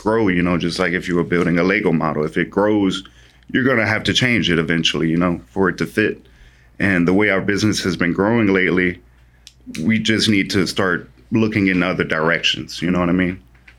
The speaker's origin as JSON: {"language": "English", "region": "Louisiana", "country": "United States", "said": "I'm coming from Louisiana where it's 45 degrees and that's freezing to us."}